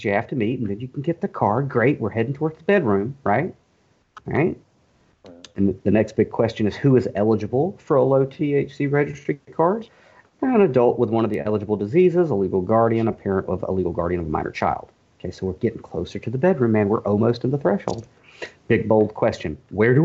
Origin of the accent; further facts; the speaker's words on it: Warner Robins, Georgia, United States; accent: Southern; I'm an author from Warner Robins, Georgia